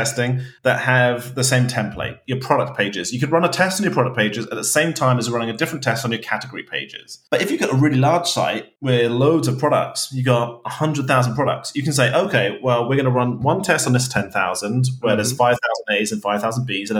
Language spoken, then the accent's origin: English; United Kingdom; as a British person